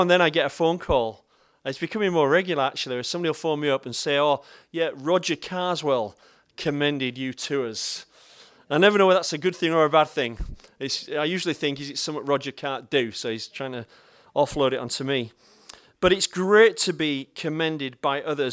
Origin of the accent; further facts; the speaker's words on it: Bradford, Yorkshire and the Humber, United Kingdom; I'm from Bradford